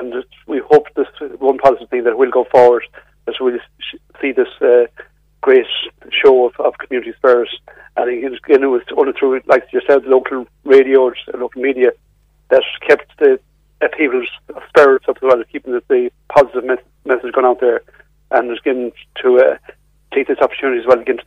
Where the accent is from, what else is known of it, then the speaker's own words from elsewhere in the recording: Ireland; also born or lived in Mayo; as Irish people